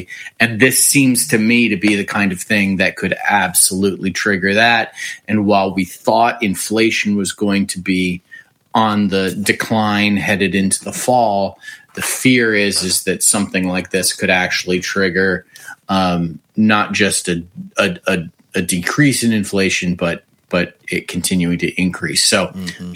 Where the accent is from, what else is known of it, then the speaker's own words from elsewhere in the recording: Willowick, Ohio, United States; also born or lived in Cleveland; I grew up in Willowick. I'm a Northeast Ohio guy